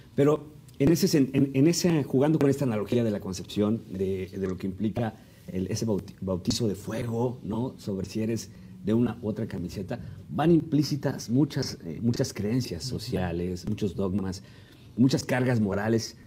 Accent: Mexico City, Mexico; los que somos de Ciudad de México

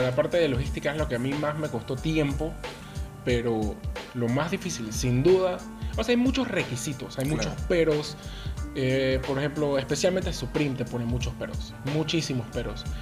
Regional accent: Panama City, Panama; yo soy crecido y nacido aquí en la ciudad de Panamá

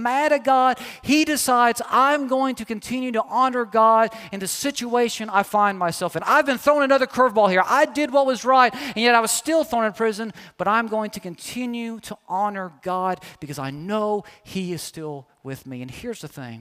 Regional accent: Kentucky, United States; moved away; I'm from Kentucky

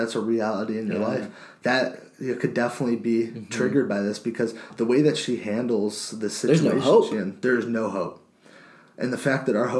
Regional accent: United States; being an American

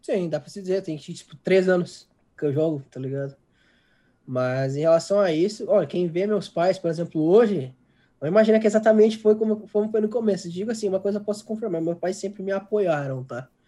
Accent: Porto Alegre, Rio Grande do Sul, Brazil; eu sou de Porto Alegre

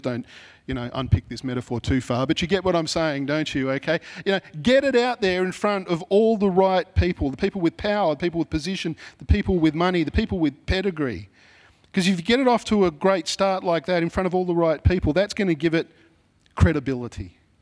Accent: Sydney, New South Wales, Australia; I'm from Mount Druitt

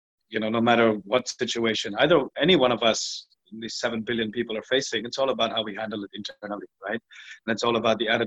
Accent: India; also born or lived in Singapore; now in Goa, India; I'm Indian, but I've lived outside of India for the last 27 years

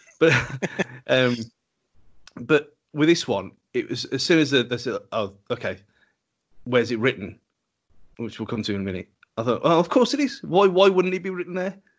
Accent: England, United Kingdom; because we are English

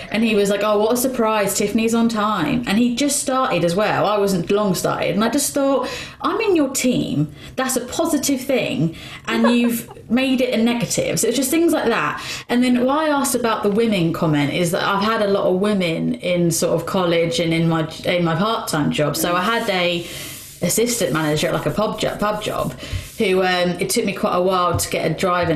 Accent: Luton, East of England, United Kingdom; moved away; also born or lived in Bedford; I'm from Luton

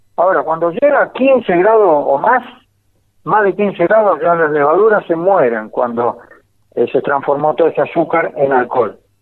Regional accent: Ezpeleta, Buenos Aires Province, Argentina; now in San Juan, Argentina; yo nací en, en Espeleta, al lado de Quilmes, en provincia de ah, Buenos Aires

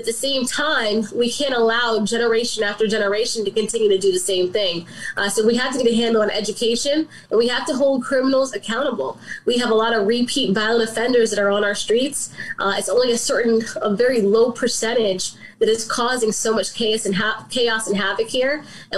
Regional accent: Southern Maryland, United States; now in Baltimore, United States; I grew up in Southern Maryland. I moved to Baltimore about 10, 11 years ago.

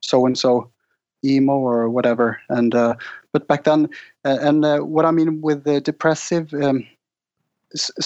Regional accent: Norway; growing up in Norway

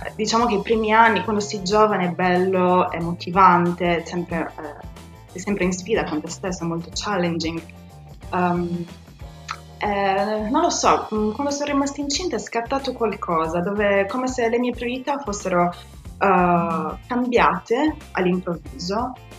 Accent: Sardinia, Italy; moved away as an adult; now in London, United Kingdom; nata e cresciuta in Sardegna, uh, ho conseguito tutti i miei studi qua in Sardegna

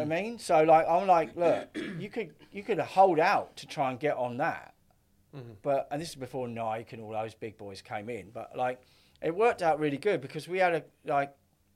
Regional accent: Essex, East of England, United Kingdom; I was up from Essex.

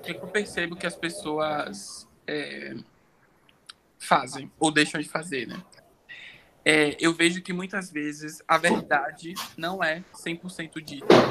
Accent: Salvador, Bahia, Brazil; moved away as an adult; now in São Paulo, Brazil; sou baiano de Salvador

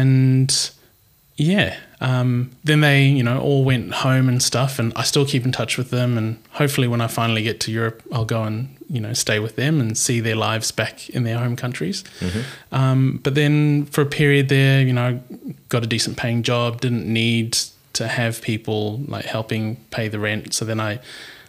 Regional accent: Papua New Guinea; now in Perth, Australia; I grew up in Papua New Guinea, and I'm part Papua New Guinean

